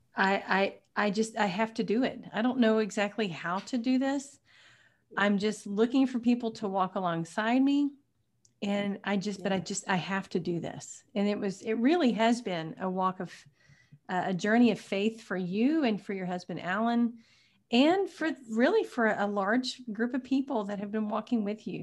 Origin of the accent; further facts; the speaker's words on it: Tyler, Texas, United States; Tyler is my hometown